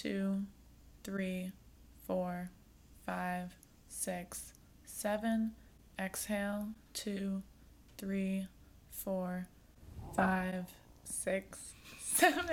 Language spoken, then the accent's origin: English; Maryland, United States; moved away as an adult; now in New York City, United States; I grew up in Maryland, just outside of D.C. Lived in the same house my entire life